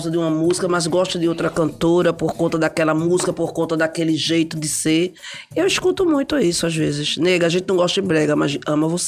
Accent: Recife, Pernambuco, Brazil

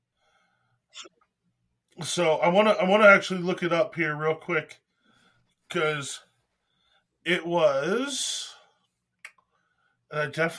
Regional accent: Pennsylvania, United States; now in Texas, United States; I grew up in Pennsylvania

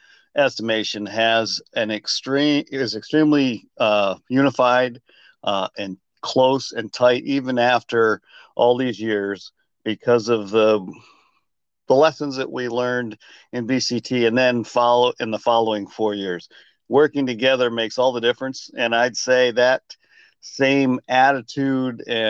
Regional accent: Lowville, New York, United States; moved away as an adult; also born or lived in Colorado / Germany; I was born in Western New York, about 40 miles southeast of Buffalo

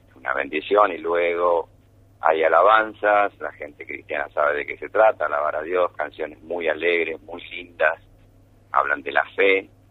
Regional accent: Buenos Aires, Argentina; now in Villa María, Argentina; yo soy de Buenos Aires, pero bueno, soy villamariense hace más de 30 años

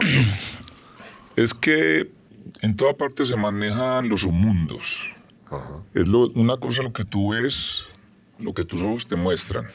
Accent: Armenia, Quindío, Colombia; Soy de una ciudad que se llama Armenia

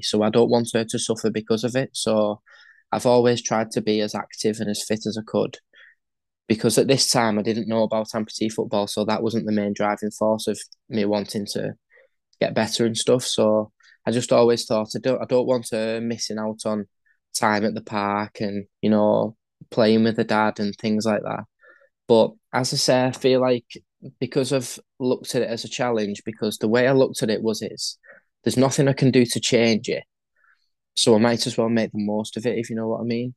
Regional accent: St Helens, North West England, United Kingdom; hometown, St. Helens, where I live.

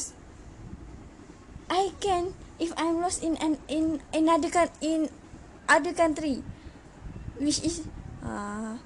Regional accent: Kedah, Malaysia; English is a second language; I'm from Kedah

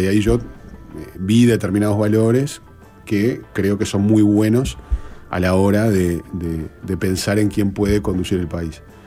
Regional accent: Uruguay

